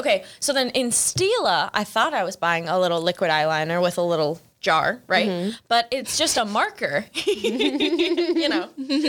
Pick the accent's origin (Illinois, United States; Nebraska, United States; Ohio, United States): Illinois, United States; Chicago; I was like the only one from Chicago in a group of like 6 of them from Louisiana.